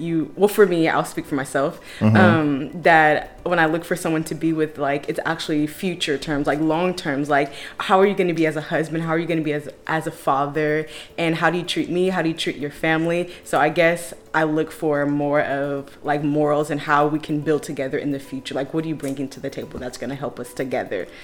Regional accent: California, United States; moved away as an adult; now in Texas, United States; I'm originally from California. I am in Texas for school, doing my master's

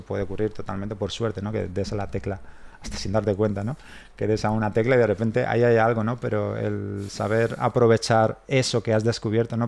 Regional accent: Spain; somos los españoles

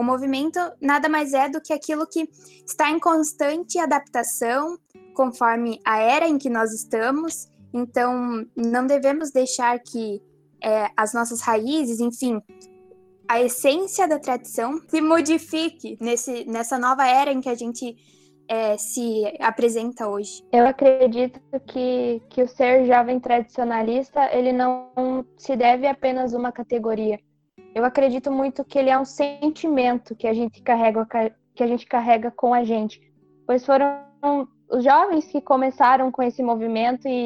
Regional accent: São Miguel do Iguaçu, Paraná, Brazil; Sou do CTG Querente Amada, da cidade de São Miguel do Iguaçu, do oeste do Paraná. Sou filiada ao MTG Paraná

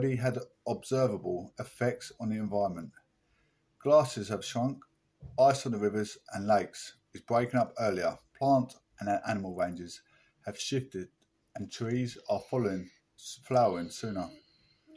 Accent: Essex, East of England, United Kingdom; We're from Essex.

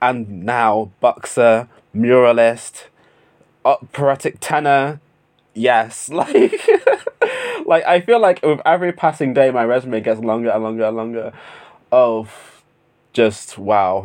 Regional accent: United Kingdom; my home country of the United Kingdom

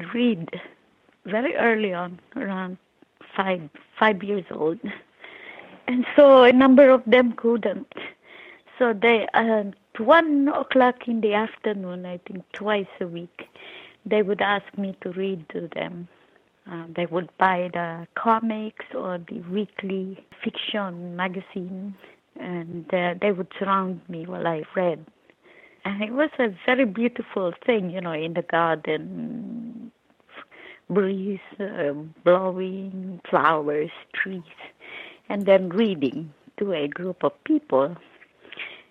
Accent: Philippines; now in New York City, United States; I was born and raised in the Philippines

